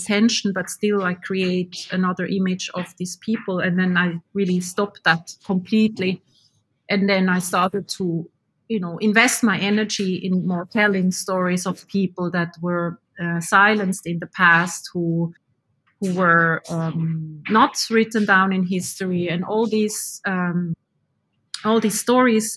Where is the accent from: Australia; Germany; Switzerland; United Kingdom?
Switzerland; now in Finland; I was born in Switzerland